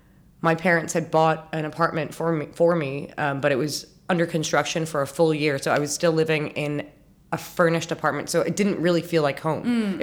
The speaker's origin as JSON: {"language": "English", "region": "Abu Dhabi", "country": "United Arab Emirates", "tie": "born or raised there", "also_born_or_lived": "Montreal, Canada", "lives_now": "Dubai, United Arab Emirates", "said": "I'm born and raised in Abu Dhabi. I'm 34. I always wonder, 33 or 34. Yeah, no, I'm 34. I'm born in 87. So I was born to parents that met and got married in Abu Dhabi."}